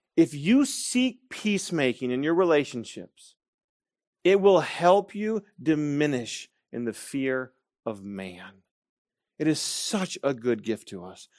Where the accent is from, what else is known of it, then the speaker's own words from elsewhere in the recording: Grand Rapids, Michigan, United States; moved away; that I was Dutch, that I was Reformed, and that I was from Grand Rapids, Michigan